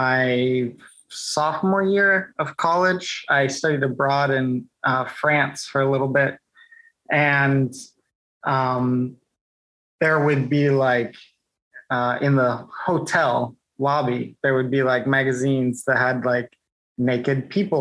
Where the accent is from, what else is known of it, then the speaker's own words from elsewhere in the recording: Indiana, United States; I'm from Indiana